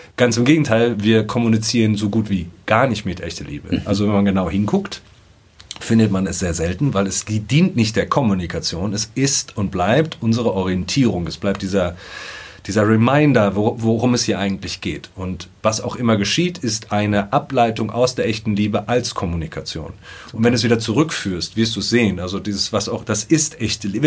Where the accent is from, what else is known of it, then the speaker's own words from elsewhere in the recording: Dortmund, North Rhine-Westphalia, Germany; Ich bin gebürtiger Dortmunder